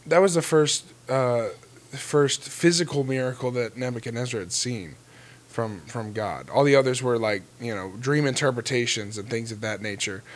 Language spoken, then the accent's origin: English; Florida, United States; I grew up in Florida